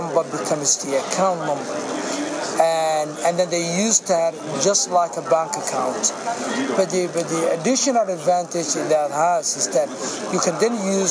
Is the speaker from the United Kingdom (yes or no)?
no; Somaliland, Somalia; moved away; my home country, Somaliland